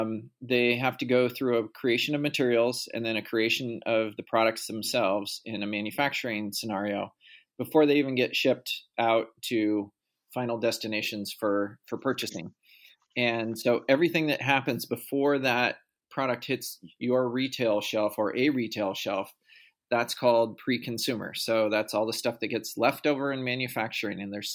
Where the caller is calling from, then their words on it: Portland, Oregon, United States; I am calling in from Portland, Oregon.